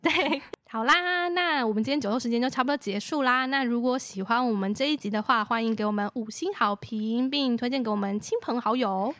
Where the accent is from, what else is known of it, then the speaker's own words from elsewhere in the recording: Taichung, Taiwan; 我是台中人